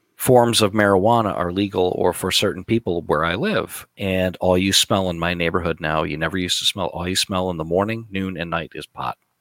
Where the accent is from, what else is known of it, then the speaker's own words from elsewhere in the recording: United States; we're American